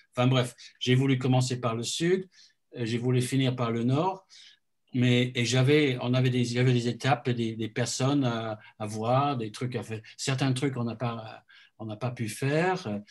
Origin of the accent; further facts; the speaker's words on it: Christchurch, Canterbury, New Zealand; now in France; chez moi à Christchurch